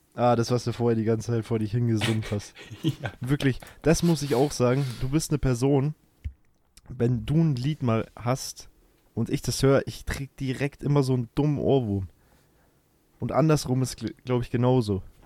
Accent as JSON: {"language": "German", "region": "Bavaria", "country": "Germany", "said": "bei uns in Bayern"}